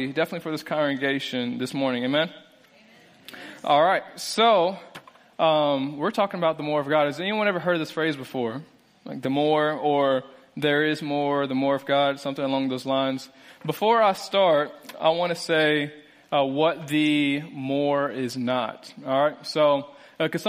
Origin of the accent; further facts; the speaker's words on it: Springfield, Illinois, United States; moved away as an adult; now in Lexington, United States; I'm originally from Springfield, Illinois. And we just moved to Lexington